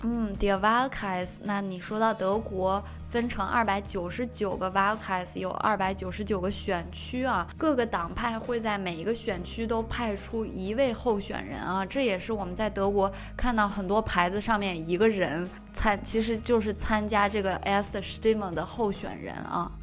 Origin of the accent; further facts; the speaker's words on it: China; 我们中国人数学这么好